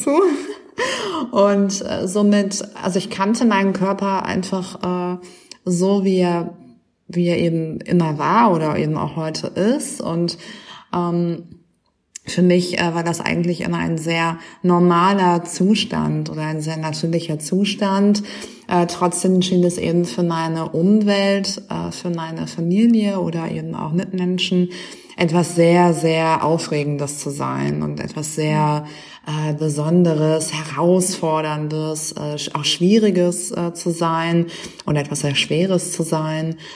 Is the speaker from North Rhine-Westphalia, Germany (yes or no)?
yes; Düsseldorf, North Rhine-Westphalia, Germany; moved away as an adult; also born or lived in Nijmegen, Netherlands; now in Berlin, Germany; also ich komme ursprünglich aus Düsseldorf.